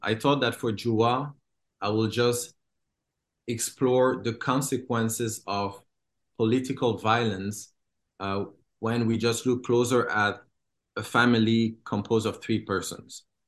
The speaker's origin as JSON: {"language": "English", "country": "DR Congo", "tie": "born or raised there", "moved": "yes", "said": "I was born and I grew up in Congo"}